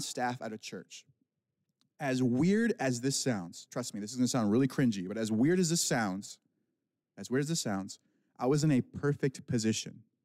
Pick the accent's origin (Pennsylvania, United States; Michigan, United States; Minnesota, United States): Michigan, United States; accent: Midwestern; now in California, United States; I'm not from California. I was born and raised in Michigan